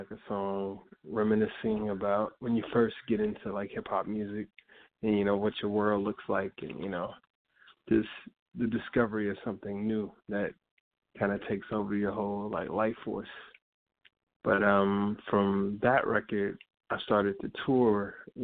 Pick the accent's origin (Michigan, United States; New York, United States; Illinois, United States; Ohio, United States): Illinois, United States; Chicago; I'm a Chicago artist. I grew up in Inglewood in Chicago